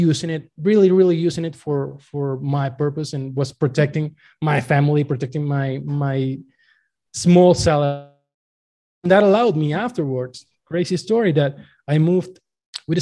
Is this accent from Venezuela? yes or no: yes; Venezuela; moved away as an adult; now in Mexico; I was born in Venezuela and I was working actually for the national oil company for since I graduated